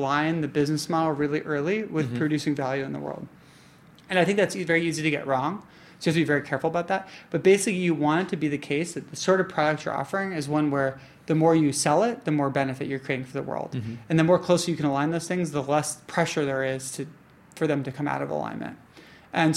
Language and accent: English; New York, United States; I identify as a New Yorker because I've lived in New York almost my entire life